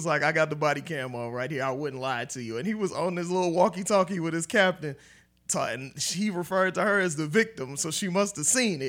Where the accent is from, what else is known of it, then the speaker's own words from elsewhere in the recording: Oakland, California, United States; Growing up in East Oakland, you know, I didn't know that I'd be a writer at all.